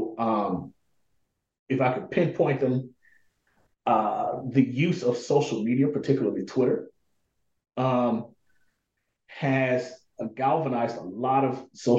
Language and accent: English; Pine Bluff, Arkansas, United States; I was born and raised in this city called Pine Bluff, Arkansas